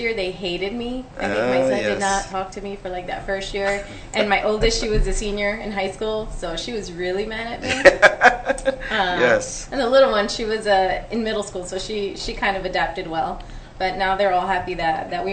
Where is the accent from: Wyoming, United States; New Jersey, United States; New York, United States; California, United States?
New Jersey, United States; moved away as an adult; now in Texas, United States; I'm a Jersey transplant here.